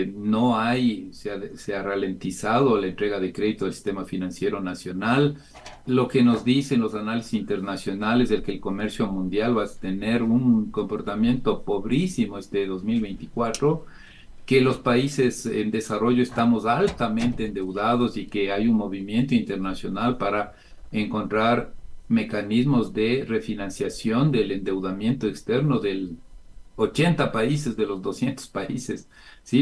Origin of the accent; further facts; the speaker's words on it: Ecuador; somos las familias ecuatorianas